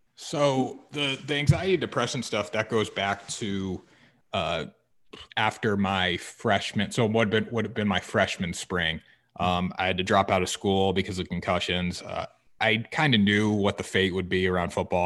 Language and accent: English; Essex, Connecticut, United States; I'm from Essex, Connecticut